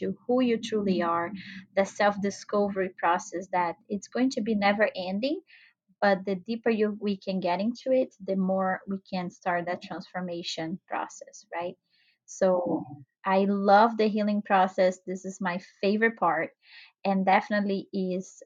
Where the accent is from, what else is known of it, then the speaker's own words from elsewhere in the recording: Brazil; moved away; I'm originally from Brazil.